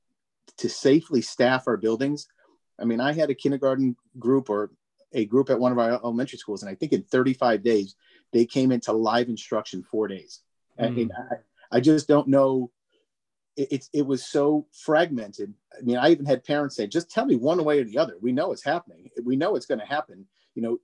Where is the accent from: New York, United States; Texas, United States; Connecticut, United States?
Connecticut, United States; Meriden; I'm from Meriden